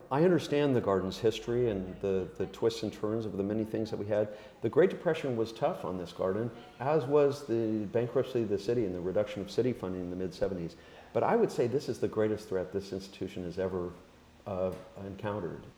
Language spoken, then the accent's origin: English; Hawaii, United States; now in New York City, United States; I grew up in Hawaii, sort of the endangered species capital of the world